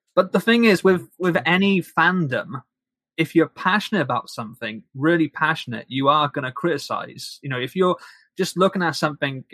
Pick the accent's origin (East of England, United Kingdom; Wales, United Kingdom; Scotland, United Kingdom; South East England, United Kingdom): Wales, United Kingdom; I'm British and I'm Welsh.